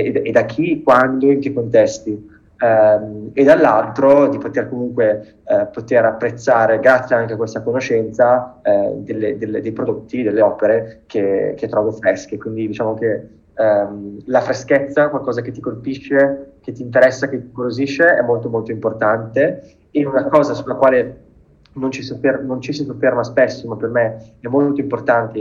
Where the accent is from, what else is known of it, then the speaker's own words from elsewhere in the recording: Bergamo, Lombardy, Italy; moved away as an adult; also born or lived in London / New York; now in Brescia, Italy; nato e cresciuto a Bergamo, al momento però mi trovo a Brescia